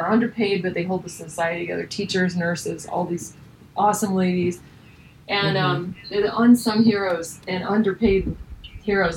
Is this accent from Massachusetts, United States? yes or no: no; Idaho, United States; I was raised in Idaho on a horse ranch